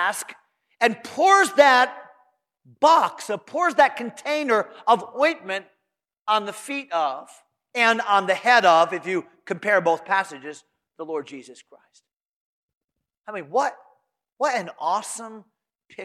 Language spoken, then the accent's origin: English; Connecticut, United States; I grew up in Connecticut, and where I grew up in my home, when you walk in the home, you don't take off your shoes